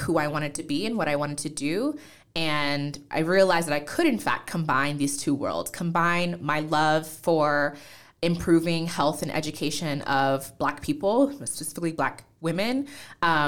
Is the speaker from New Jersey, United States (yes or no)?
yes; New Jersey, United States; accent: American; also born or lived in Nigeria; that's how I ended up in the U.S. And then we grew up in New Jersey. So I'm a Jersey girl